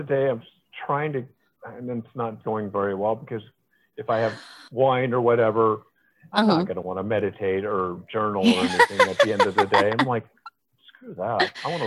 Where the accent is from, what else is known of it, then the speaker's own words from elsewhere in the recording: Iowa, Nebraska, Midwest, United States; moved away; also born or lived in Milwaukee, Wisconsin / Houston, Texas; I grew up in the Midwest